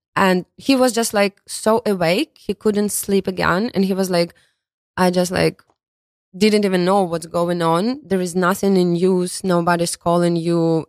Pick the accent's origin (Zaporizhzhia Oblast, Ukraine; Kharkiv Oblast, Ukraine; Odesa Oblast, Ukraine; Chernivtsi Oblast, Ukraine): Kharkiv Oblast, Ukraine; Kharkiv; English is a second language; moved away as an adult; also born or lived in Kyiv, Ukraine; now in New York, United States; originally, I'm from Kharkiv. It's a city, big city located in east part of Ukraine.